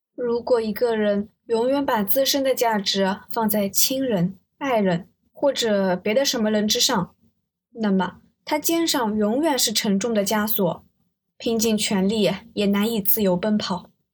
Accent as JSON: {"language": "Chinese", "region": "Zhejiang", "country": "China", "said": "因为我是浙江人"}